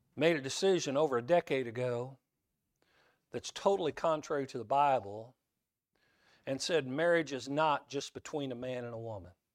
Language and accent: English; Kansas, United States; some language I learned growing up in Kansas